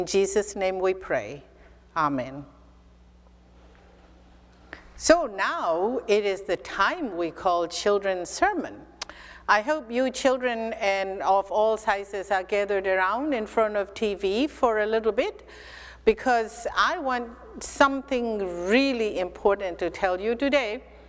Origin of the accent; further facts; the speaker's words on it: Mizoram, India; first language Mizo; English is a second language; It is love in my mother tongue called Mizo.